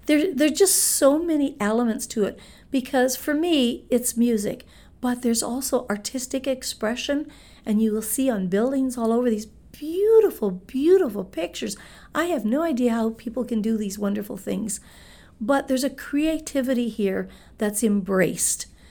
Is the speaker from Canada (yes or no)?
yes; Winnipeg, Manitoba, Canada; moved away as an adult; now in Hamilton, Canada; I was born and raised in Winnipeg, Manitoba